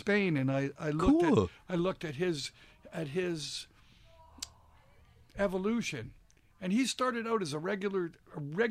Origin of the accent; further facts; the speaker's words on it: Canada; I'm Canadian